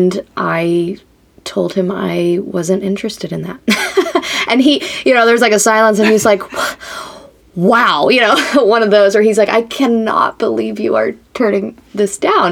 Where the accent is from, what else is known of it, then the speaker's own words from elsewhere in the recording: West Palm Beach, Florida, United States; moved away as an adult; now in Nashville, United States; I'm from West Palm Beach, Florida, originally